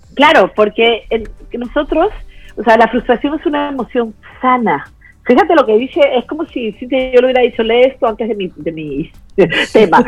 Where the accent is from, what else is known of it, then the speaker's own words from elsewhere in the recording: Peru; yo soy de Perú